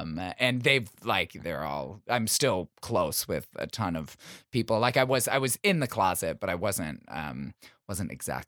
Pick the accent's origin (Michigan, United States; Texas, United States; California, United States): Michigan, United States; In Michigan.